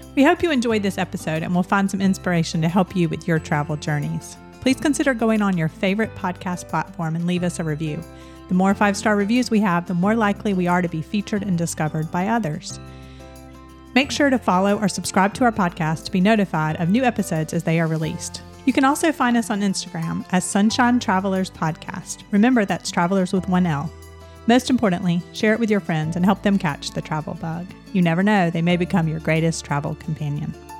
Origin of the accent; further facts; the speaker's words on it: Atlanta, Georgia, United States; growing up in Atlanta, we would always go like to the mountain